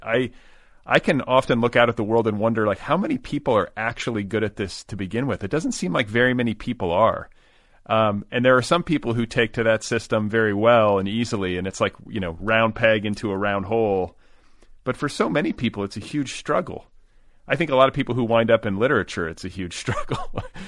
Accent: Los Angeles, California, United States; as a Los Angelino

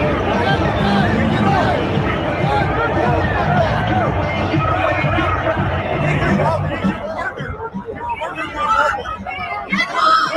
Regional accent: Stockton, California, United States; my hometown of Stockton, California

